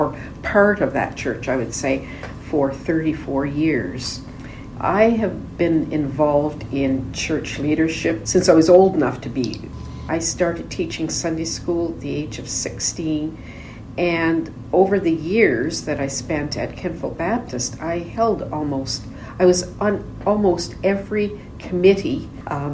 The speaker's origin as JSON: {"language": "English", "region": "Nova Scotia", "country": "Canada", "tie": "born or raised there", "also_born_or_lived": "Enschede, Netherlands", "said": "We moved to Nova Scotia in 1954, so I was just, you know, 4 years old"}